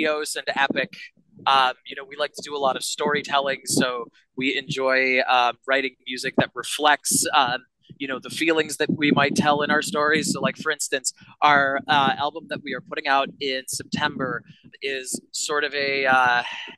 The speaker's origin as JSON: {"language": "English", "town": "Boston", "region": "Massachusetts", "country": "United States", "tie": "born or raised there", "said": "Eddie and I were great friends growing up around the Berklee College of Music area"}